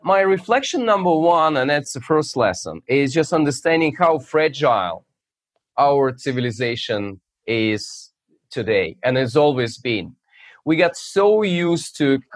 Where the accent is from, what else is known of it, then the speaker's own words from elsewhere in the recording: Russia; now in United States; So I'm originally from Russia, but my main geography is U.S.